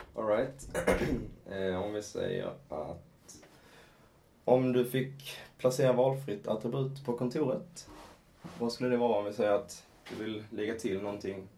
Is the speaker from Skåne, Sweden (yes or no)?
yes; Skåne, Sweden; accent: Scanian (skånska); man kan väl gå på min skånska